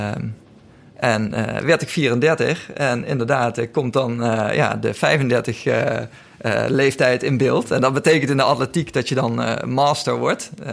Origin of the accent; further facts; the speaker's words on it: Lent, Gelderland, Netherlands; moved away as an adult; now in Amsterdam, Netherlands; Ik heb altijd gevoetbald in, in de buurt van Nijmegen, waar ik vandaan kom, in Lent